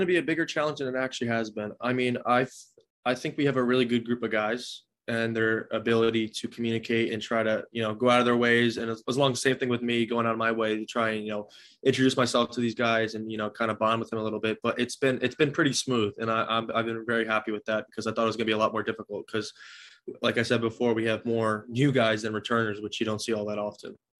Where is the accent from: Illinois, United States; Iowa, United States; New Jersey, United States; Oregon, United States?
New Jersey, United States; I've always wanted to play for my home state.